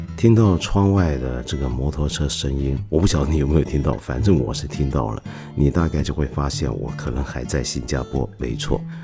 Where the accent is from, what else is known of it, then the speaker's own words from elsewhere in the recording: China; 我们中国人